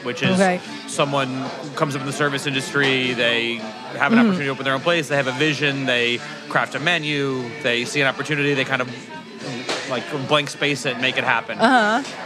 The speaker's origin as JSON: {"language": "English", "area": "Saratoga County", "region": "upstate New York", "country": "United States", "tie": "born or raised there", "moved": "as an adult", "lives_now": "Brooklyn, United States", "said": "I'm from upstate New York. I grew up in Saratoga County, so south of the Adirondacks, north of Albany"}